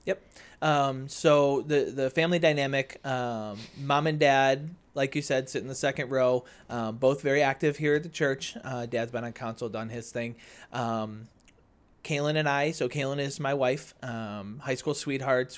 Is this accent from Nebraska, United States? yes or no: no; Naperville, Illinois, United States; born and raised in Naperville